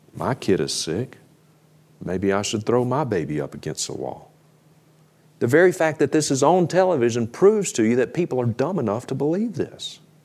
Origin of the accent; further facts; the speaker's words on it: Mississippi, United States; now in Idaho, United States; We grew up together in Mississippi